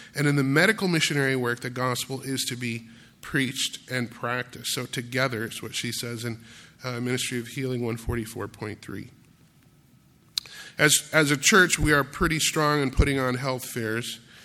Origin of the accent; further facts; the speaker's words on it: Grand Rapids, Michigan, United States; growing up in Grand Rapids, Michigan